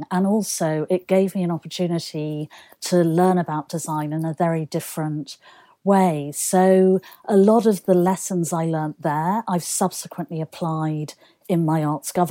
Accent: Manchester, North West England, United Kingdom; it was fantastic because Manchester, first of all, it has an incredible design heritage.

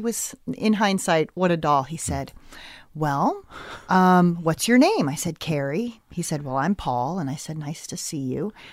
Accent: Westport, Connecticut, United States; I grew up in, uh, Westport, Connecticut

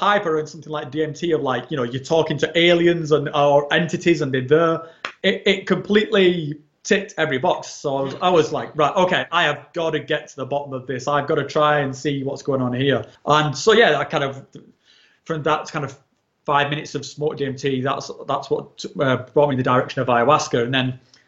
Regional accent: England, United Kingdom; moved away as an adult; also born or lived in mainland Europe; when I was in like my late 30s, I relocated from England into sort of mainland Europe

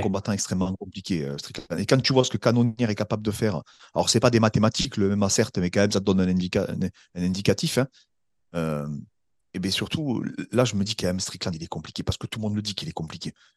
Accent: France; en tant que Français

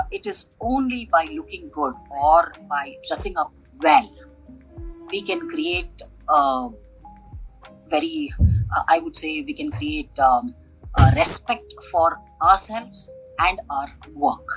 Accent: Bangalore, Karnataka, India; basically born and brought up in Bangalore

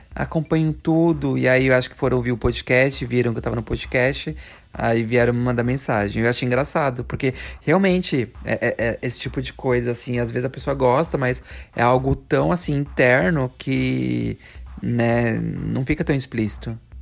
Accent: Brazil; moved away; A gente vem do Brasil

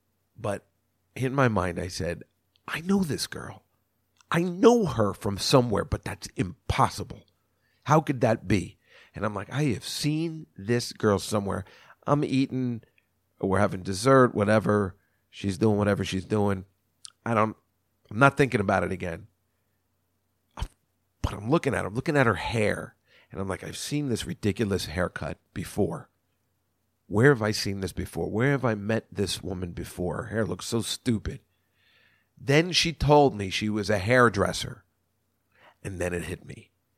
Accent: New Jersey, United States; And he's from my hometown of New Jersey.

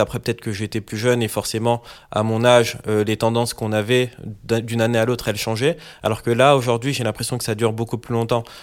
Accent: Paris, Île-de-France, France; je suis parisien

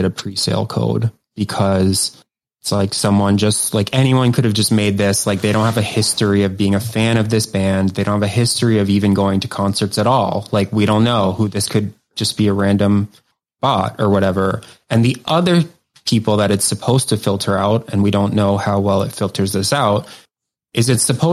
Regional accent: Maryland, United States; I'm from Maryland

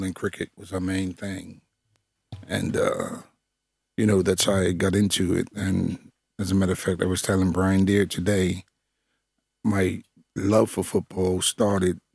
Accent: Bermuda; moved away; I'm from Bermuda, former West Ham United football player

